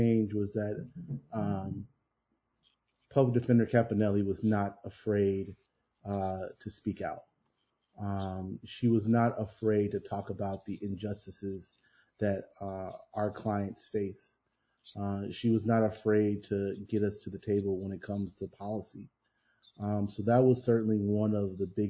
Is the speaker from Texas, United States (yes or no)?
no; Chicago, Illinois, United States; as a Black man growing up on the South Side and living here